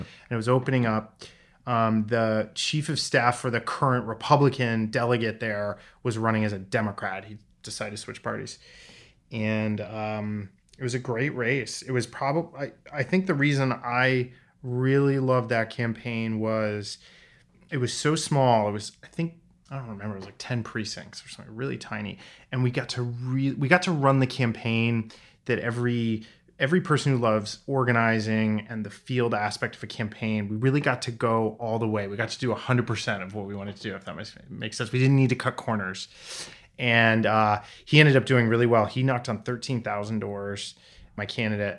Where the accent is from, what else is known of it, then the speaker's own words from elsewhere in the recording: Vermont, United States; also born or lived in New Hampshire; I, uh, was born and raised in Vermont and got my start in politics there